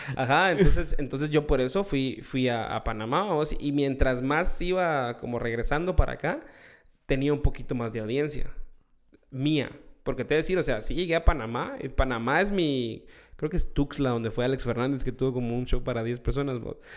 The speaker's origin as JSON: {"language": "Spanish", "country": "Guatemala", "said": "yo soy, sí, soy guatemalteco."}